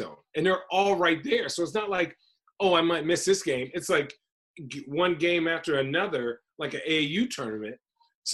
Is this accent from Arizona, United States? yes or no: yes; Phoenix, Arizona, United States; also born or lived in White Plains, New York / New Hampshire; I'm from Phoenix, so growing up, like, watching Charles Barkley